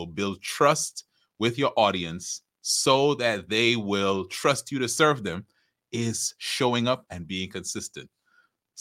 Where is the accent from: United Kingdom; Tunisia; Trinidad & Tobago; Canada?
Trinidad & Tobago; I'm from Trinidad. But as we talked about in the intro, I have roots in Barbados